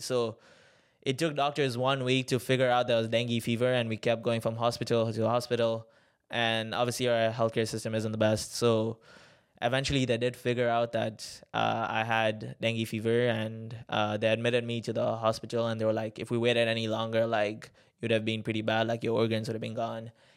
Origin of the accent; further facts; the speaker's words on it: Tanzania; I'm from Tanzania. Um, born and raised there